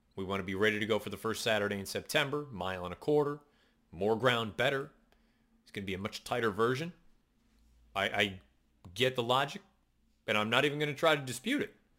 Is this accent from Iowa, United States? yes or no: no; Western Massachusetts, United States; I grew up in Western Massachusetts